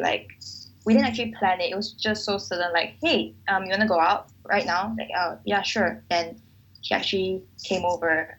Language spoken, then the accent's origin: English; Malaysia; where are you from and i said um Malaysia